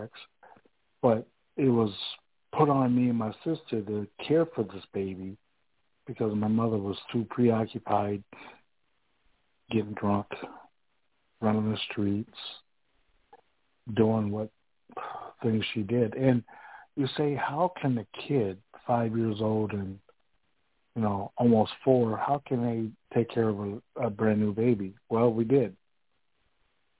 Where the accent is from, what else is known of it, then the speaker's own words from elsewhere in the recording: Rockford, Illinois, United States; now in Dubuque, United States; I was born in Rockville, Illinois